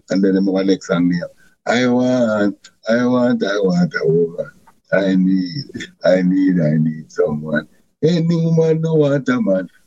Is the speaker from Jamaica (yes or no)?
yes; Jamaica; I grew up in Ochras, um, Barton, Senton, and I'm more like a kind of Christian child. I'm more like Christian.